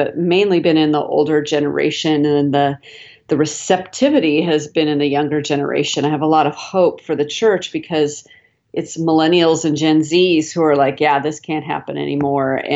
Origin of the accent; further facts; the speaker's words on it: Seattle, Washington, United States; now in Dallas, United States; I'm actually originally from Seattle